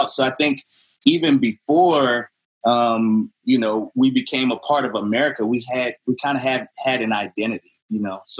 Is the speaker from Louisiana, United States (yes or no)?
yes; New Orleans, Louisiana, United States; I didn't want growing up in New Orleans. I didn't want to be a traditional jazz musician, right?